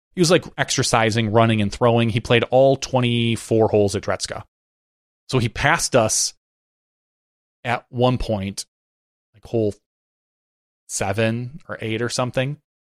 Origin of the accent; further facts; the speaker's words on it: Fox Cities, Wisconsin, United States; I grew up up in the Fox Cities, which is kind of part of Kakana